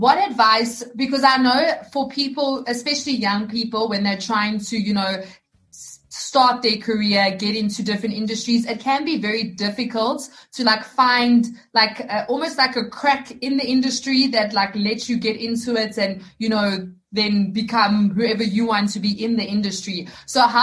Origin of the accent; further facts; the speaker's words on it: South Africa; I'm from South Africa